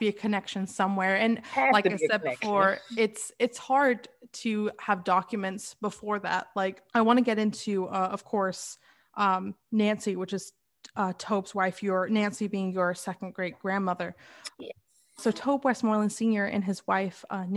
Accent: England, United Kingdom; being white and being from Europe, because I was born in England

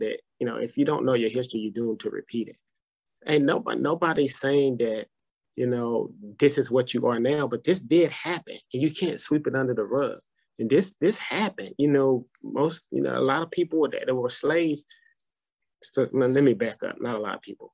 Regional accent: Madison, Tennessee, United States; I grew up in Madison

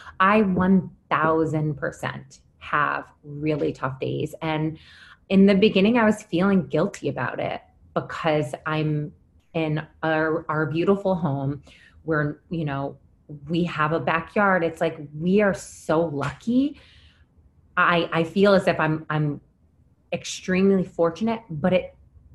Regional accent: Syracuse, New York, United States; now in New York City, United States; I'm from Syracuse and moving from a small town upstate and then moving to the city

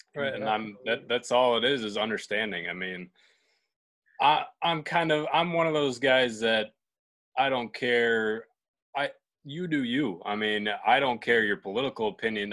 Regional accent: Buffalo, New York, United States; my hometown in Buffalo, New York

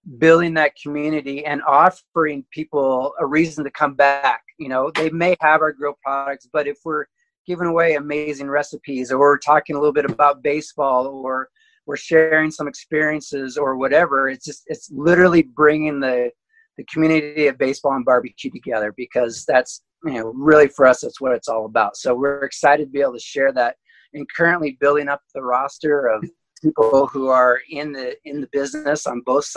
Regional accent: Olympic Peninsula, Washington, United States; now in Oregon, United States; I grew up in Washington State, kind of on the Olympic Peninsula, the coastal side of it.

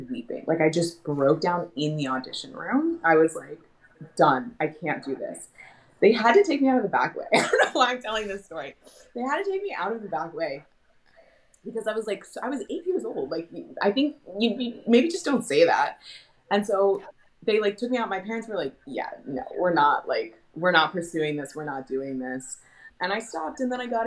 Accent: Portland, Oregon, United States; moved away as an adult; also born or lived in New York; I'm born and raised in Portland, Oregon

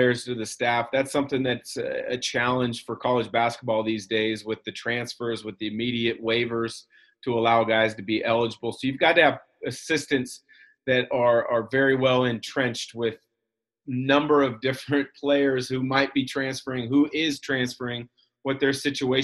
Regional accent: the Northwest, Pacific Northwest, United States; growing up in the Northwest

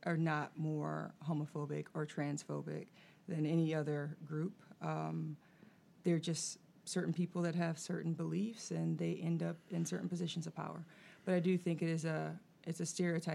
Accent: Virginia, United States; I grew up in Virginia, Catholic school, played through Boo Williams

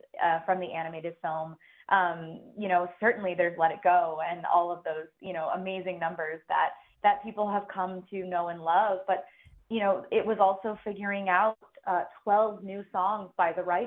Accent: West Bloomfield, Michigan, United States; I grew up watching the parade every year. You know, this is my hometown.

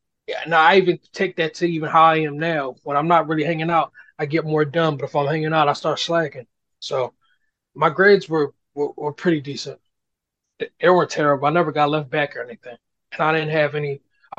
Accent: Philadelphia, Pennsylvania, United States; Well, one, growing up in West Philly, my uncles and them used to go to the studio down in South Philly or downtown Old City area called Slap Studio.

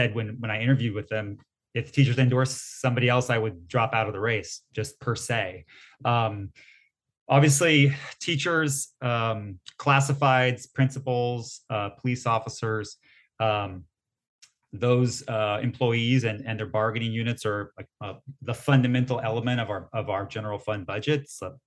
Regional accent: San Diego, California, United States; I'm born and raised in San Diego

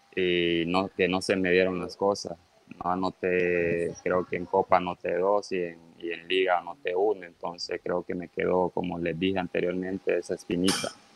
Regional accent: Honduras; also born or lived in Tegucigalpa; me vine para el pueblo, a, a mi pueblo donde está mi mamá

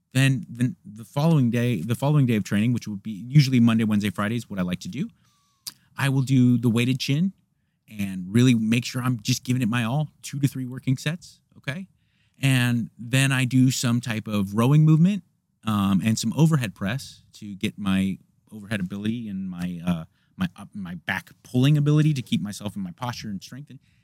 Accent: United States; I'm an American

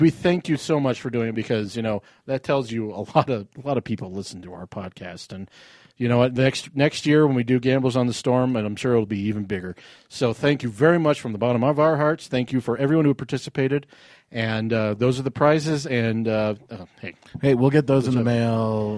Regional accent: Arvada, Colorado, United States; when I grew up in Arvada

